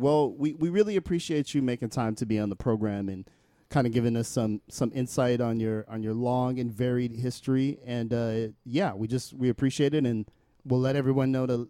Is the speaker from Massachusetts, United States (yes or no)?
no; Bay Area, California, United States; No, we're from the Bay Area.